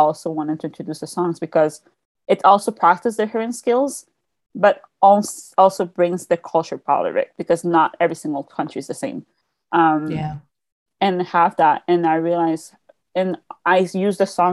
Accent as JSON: {"language": "English", "region": "Quebec", "country": "Canada", "tie": "born or raised there", "second_language": "English", "said": "I'm from the Quebec side of Canada. So we speak French. The main language is French here"}